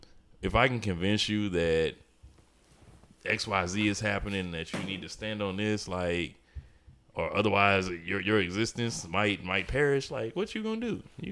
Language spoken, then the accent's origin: English; St. Louis, Missouri, United States; I'm from St. Louis.